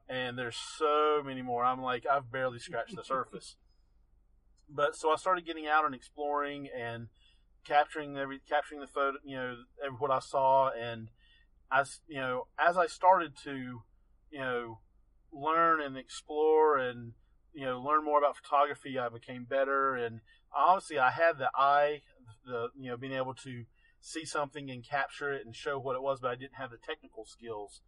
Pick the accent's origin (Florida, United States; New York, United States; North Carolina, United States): North Carolina, United States; Asheville; also born or lived in Macon, Georgia; I grew up here in Western North Carolina. Mm-hmm. You know, I was born in Asheville went to high school here